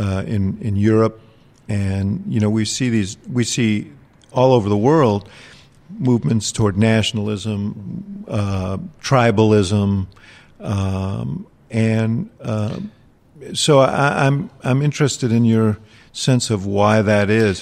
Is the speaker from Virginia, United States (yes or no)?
no; New York City, New York, United States; moved away; also born or lived in Chicago; grew up in New York City